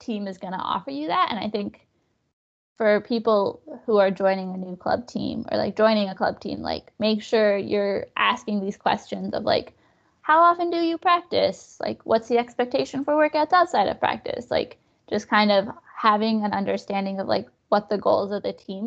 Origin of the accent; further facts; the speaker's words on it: New Mexico, United States; moved away as an adult; also born or lived in Austin, Texas; I'm from New Mexico